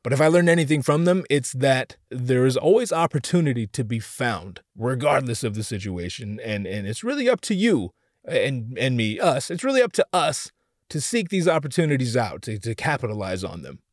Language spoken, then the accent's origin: English; Orange County, California, United States; I'm from Orange County myself